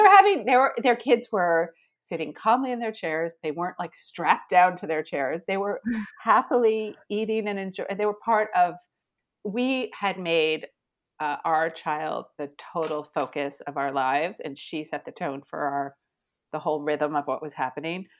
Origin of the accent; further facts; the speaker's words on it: Miami, Florida, United States; moved away as an adult; also born or lived in Argentina / Mexico / Brazil; now in Paris, France; I grew up in Miami